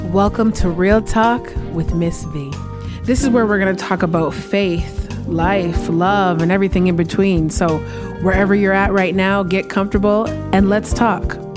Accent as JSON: {"language": "English", "town": "Windsor", "region": "Ontario", "country": "Canada", "tie": "born or raised there", "moved": "as an adult", "lives_now": "Stittsville, Canada", "said": "I was born in Windsor, Ontario, lived there for most of my life uh, until about a year and a half ago when I moved to Stittsville, Ontario, which is a little suburb of Ottawa"}